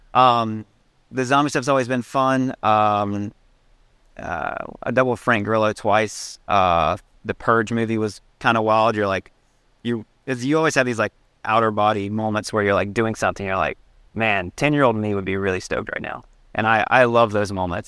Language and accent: English; Salem, North Carolina, United States; moved away; Growing up in Salem, North Carolina, one stop sign town